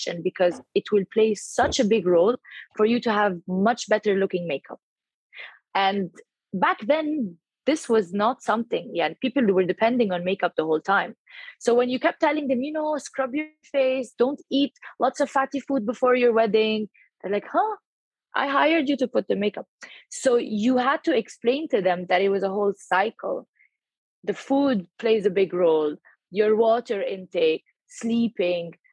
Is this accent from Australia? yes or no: no; Egypt; moved away as an adult; also born or lived in Barcelona, Spain / Geneva, Switzerland / Cairo, Egypt; now in Dubai, United Arab Emirates; I always keep a foot in Egypt. It's home